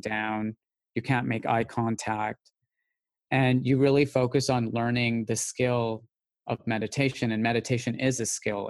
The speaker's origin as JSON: {"language": "English", "town": "Calgary", "region": "Alberta", "country": "Canada", "tie": "born or raised there", "moved": "as an adult", "lives_now": "London, United Kingdom", "said": "I grew up in Calgary"}